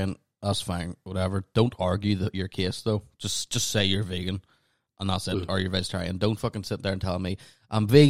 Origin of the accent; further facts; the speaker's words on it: Northern Ireland, United Kingdom; I'm Northern Irish